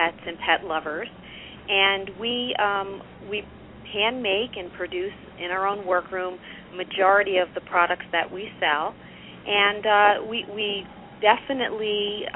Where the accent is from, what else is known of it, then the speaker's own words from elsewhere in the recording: New York, United States; accent: New York; moved away as an adult; now in Southern California, United States; I'm a New York transfer